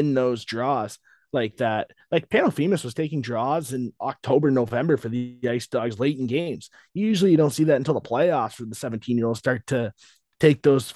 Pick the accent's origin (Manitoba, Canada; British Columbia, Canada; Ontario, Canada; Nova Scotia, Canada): Ontario, Canada; London; me growing up around the London Knights